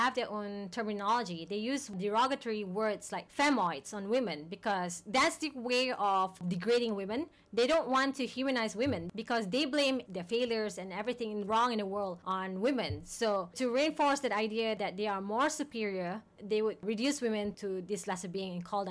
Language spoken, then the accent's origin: English; Malaysia; growing up in Malaysia, we were taught when we were younger